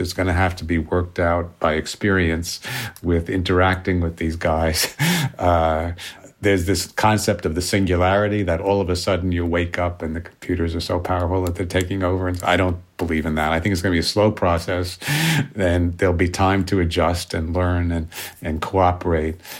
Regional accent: New York City, New York, United States; I grew up in New York City

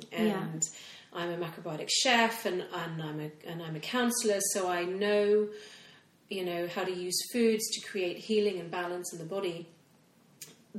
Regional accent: Hong Kong; moved away; I grew up in Hong Kong.

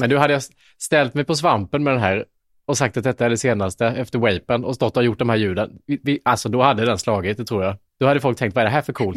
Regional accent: Småland, Sweden; accent: Småländska; jag har dysfunktionell småländska

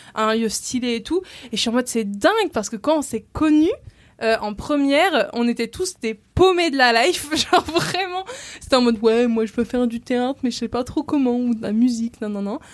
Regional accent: Rennes, Brittany, France; now in Paris, France; je suis bretonne depuis 6 générations

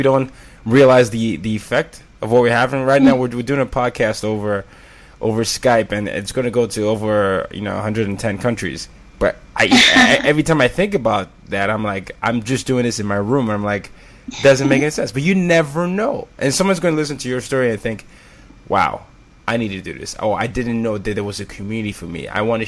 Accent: Nigeria; But then sometimes when I tell them I'm Nigerian, I get the oddest questions.

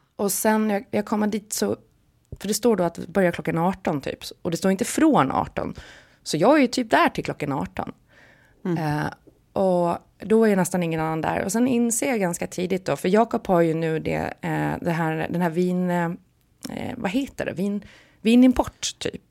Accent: Visby, Gotland, Sweden; accent: Gotlandic / Stockholm; moved away; Sankt Hansskolan i Visby när jag gick där, för det har jag ju pratat om förut, att jag blev mobbad om jag pratade gotländska i skolan och jag blev eh, utmålad som prinsessan Madeleine om jag pratade stockholmska hemma

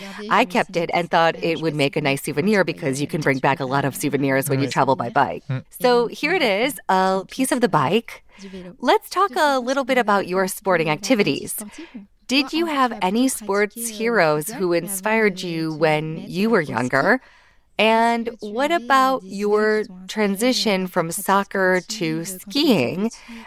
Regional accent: Auvergne-Rhône-Alpes, France; But I'm originally from the Auvergne region, and so every weekend I'd go to see my family

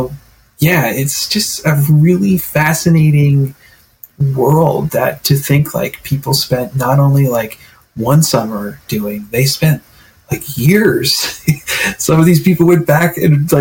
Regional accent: Stewartsville, New Jersey, United States; also born or lived in Glassboro, New Jersey; I grew up in really Northwest, and so it was really hilly and wooded and very farmlands. You know, my town's Stuartsville

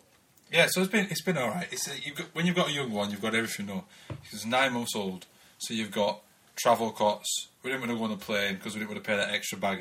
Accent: Oldham, North West England, United Kingdom; now in Newcastle, United Kingdom; I'm originally from Oldham, Manchester. We always say Manchester.

